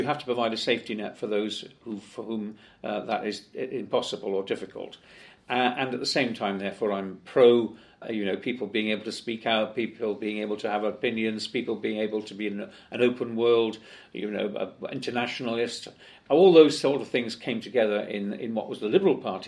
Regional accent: Cardiff, Wales, United Kingdom; I was born actually on North Road in Cardiff and brought up in Whitchurch

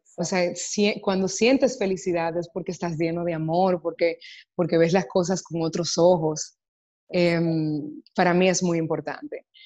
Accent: Dominican Republic; el cine que hago es normalmente he eh, consumido en mi país, en República Dominicana

